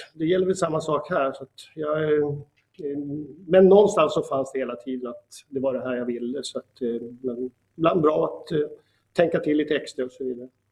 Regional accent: Sweden; also born or lived in Uppsala; jag är liksom svensk

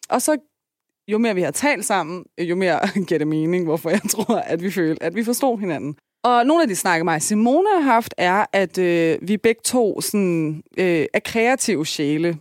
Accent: Denmark; jeg kommer fra Tostrup med en enlig mor

